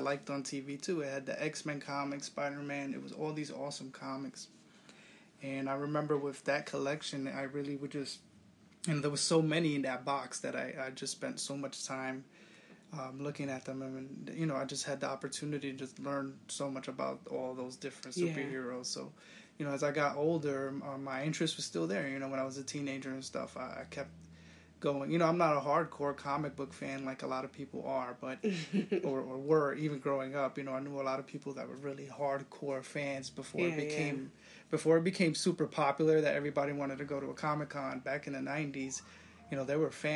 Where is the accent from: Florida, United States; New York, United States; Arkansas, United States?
New York, United States; growing up in New York